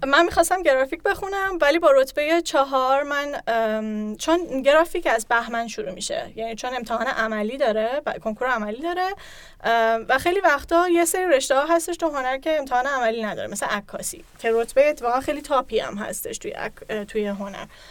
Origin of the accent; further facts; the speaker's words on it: Tehran, Tehran Province, Iran; moved away; متولد 1369 تهران به دنیا اومدم از طرف پدرم تهرانی هم کلا بعد اینکه جاهای مختلفی زندگی کردم تقریبا نصف زندگیم رو ایران زندگی کردم